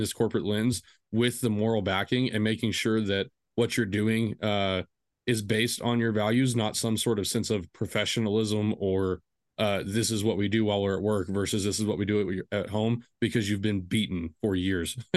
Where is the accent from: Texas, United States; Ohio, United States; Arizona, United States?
Texas, United States; I am from Texas